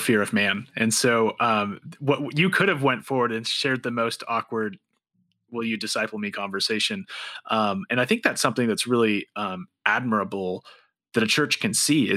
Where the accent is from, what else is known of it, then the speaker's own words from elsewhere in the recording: Montana, United States; I'm from Montana